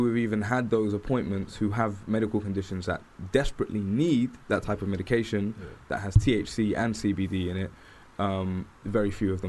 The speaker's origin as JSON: {"language": "English", "region": "London", "country": "United Kingdom", "said": "I'm from Camden, NW1."}